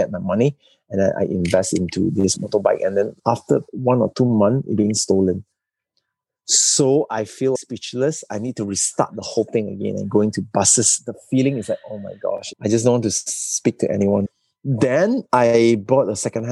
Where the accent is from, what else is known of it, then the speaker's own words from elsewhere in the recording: Sandakan, Sabah, Malaysia; moved away as an adult; also born or lived in Kuala Lumpur; The signboard in Sanakan, in my hometown, is hand-drawn